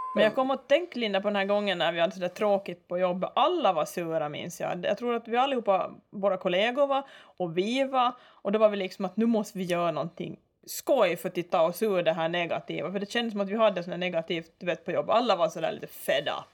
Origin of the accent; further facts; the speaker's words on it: Ostrobothnia, Finland; moved away as an adult; now in Åland, Finland; Ursprungligen så är vi alltså inte ålänningar utan jag är då från Österbotten